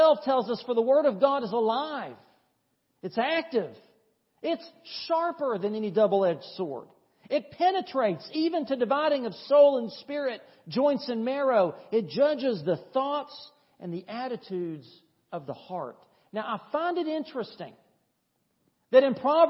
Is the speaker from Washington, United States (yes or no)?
no; East Tennessee, United States; now in Thomson, United States; the little country church I grew up at in East Tennessee